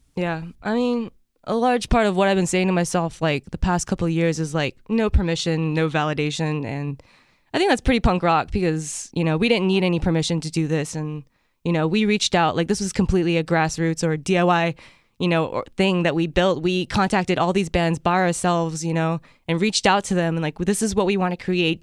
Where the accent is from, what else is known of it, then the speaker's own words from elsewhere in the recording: Japan; moved away; I grew up in Japan